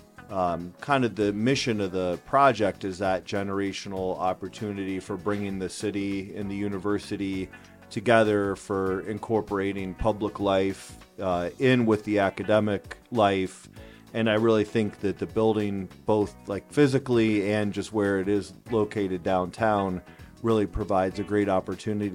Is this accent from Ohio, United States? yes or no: yes; Akron, Ohio, United States; I grew up here in Akron